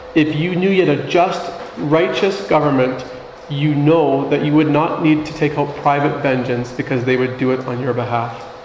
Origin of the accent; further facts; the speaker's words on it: Canada; our responsibility as Canadian citizens